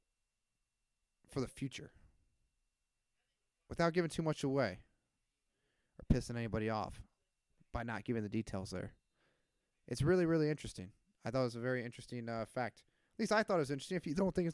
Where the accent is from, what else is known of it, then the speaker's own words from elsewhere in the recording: Iowa, United States; my hometown heroes from Iowa